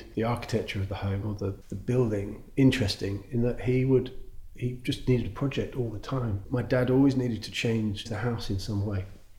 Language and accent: English; Greenford, London, United Kingdom; also born or lived in Perivale / Northolt; I was born in Perivale. And the first house was in Greenford